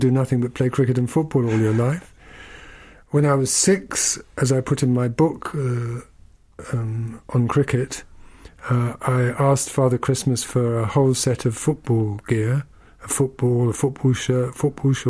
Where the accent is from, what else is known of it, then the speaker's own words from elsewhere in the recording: London, United Kingdom; I was born in London